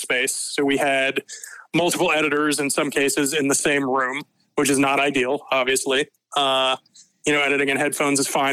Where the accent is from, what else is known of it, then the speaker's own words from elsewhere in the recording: Atlanta, Georgia, United States; I was born in Atlanta, Georgia at Northside Hospital, the same place where both my kids were born